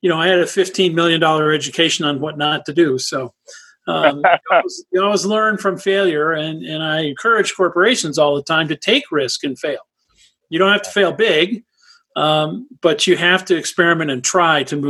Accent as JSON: {"language": "English", "town": "Winnetka", "region": "Illinois", "country": "United States", "tie": "born or raised there", "also_born_or_lived": "Los Angeles, California / Ohio / Florida / Texas", "moved": "as an adult", "lives_now": "Lake Tahoe, Nevada, United States", "said": "I grew up in Chicago in Winnetka up north of the city"}